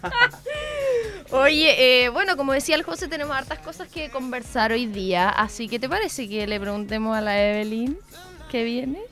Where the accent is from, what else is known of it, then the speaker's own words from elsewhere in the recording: Chile; nosotros somos chilenos